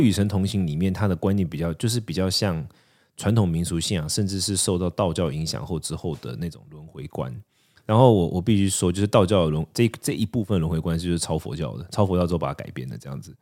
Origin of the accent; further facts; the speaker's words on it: Taipei, Taiwan; also born or lived in Chiayi / Tainan; 我小时候是台北长大的小孩，然后我出家两年，在台湾出家两年的时候，我是住在嘉义跟台南